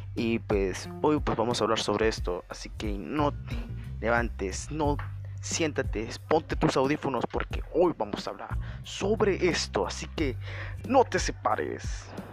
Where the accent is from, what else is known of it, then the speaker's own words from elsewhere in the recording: Mexico; somos mexicanos